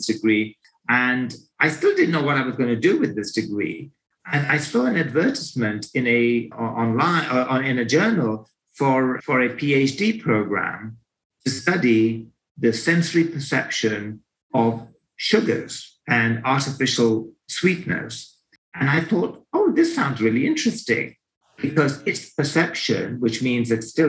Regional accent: London, United Kingdom; So I'm from Great Britain and lived in London all my life. Grew up there

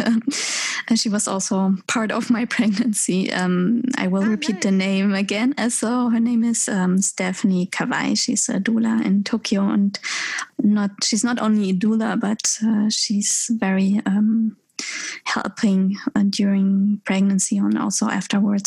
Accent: Germany; now in Japan; I'm from Germany

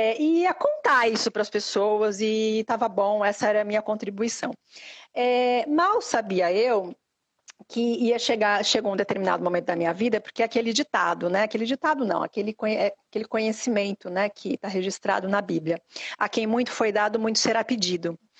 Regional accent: Santos, São Paulo, Brazil; moved away as an adult; now in Portugal; sou de Santos, sou natural é, é, da Baixada Santista

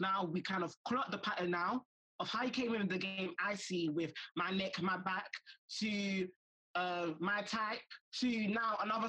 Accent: United Kingdom; we kind of embracing being African Brits in a sense of like, we're embracing our culture, but also we are British at the same time.

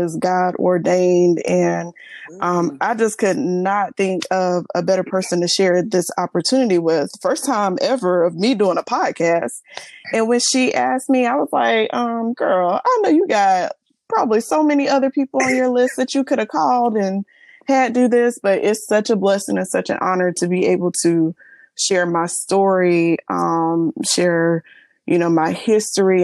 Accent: Florence, South Carolina, United States; also born or lived in Columbia, South Carolina; I'm born and raised in Florence

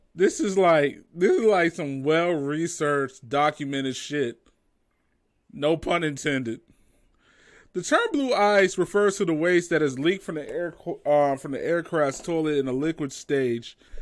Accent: United States; I'm an American

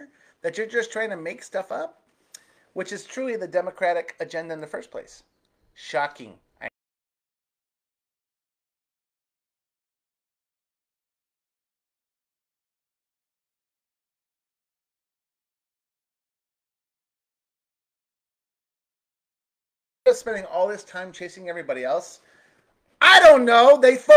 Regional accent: Arizona, United States; my home state of Arizona

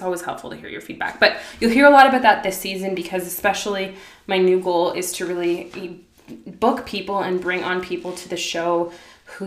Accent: Ottawa, Ontario, Canada; Growing up in Ottawa, Canada, I'm very sheltered

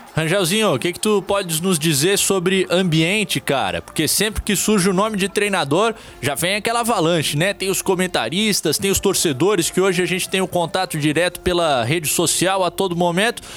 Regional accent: Blumenau, Santa Catarina, Brazil; eu sou de Blumenau

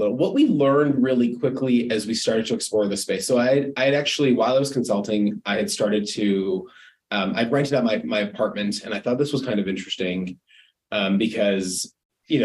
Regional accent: Calgary, Alberta, Canada; born and raised in Calgary

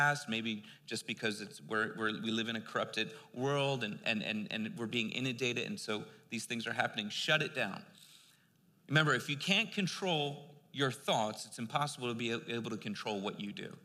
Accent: East Coast, United States; I'm from the East Coast

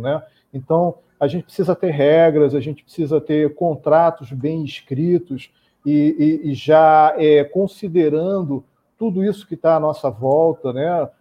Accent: Rio de Janeiro, Brazil; eu, como carioca

